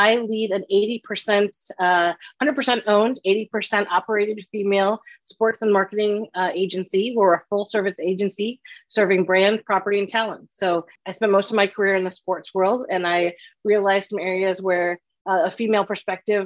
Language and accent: English; Chicago, Illinois, United States; moved away as an adult; also born or lived in San Diego / Los Angeles; growing up in Chicago